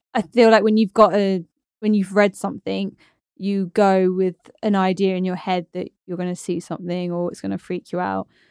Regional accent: Torquay, South West England, United Kingdom; moved away; I'm from Torquay, by the way, in Devon

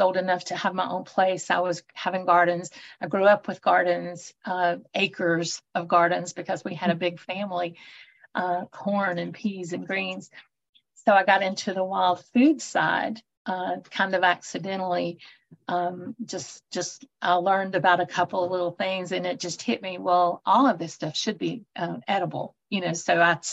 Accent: North Carolina, United States; I'm originally from North Carolina. I'm a native here in the mountains in the Appalachian area.

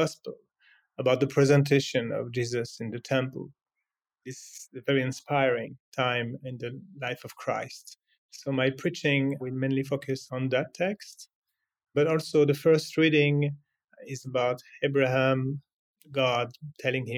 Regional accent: the Alps, France; moved away as an adult; also born or lived in Syria / Jerusalem; now in Bethlehem, Palestine; I was born in France. I come from the mountains, from the Alps

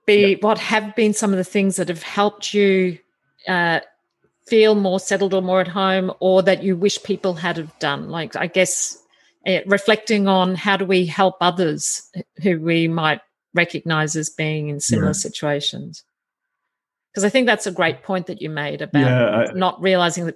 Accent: Australia; moved away; also born or lived in Sussex; was I just being Australian

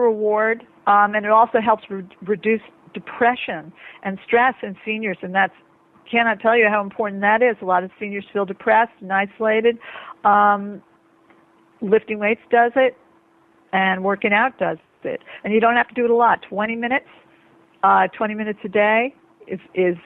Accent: New York, United States; I'm speaking as a New Yorker

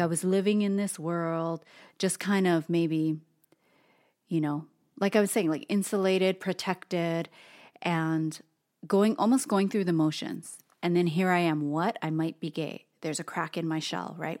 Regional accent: Hawaii, United States; an Asian American person who was born and raised in Hawaii

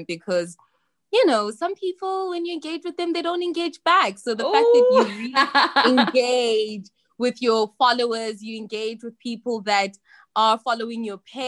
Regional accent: South Africa; moved away as an adult; also born or lived in China; I'm from South Africa

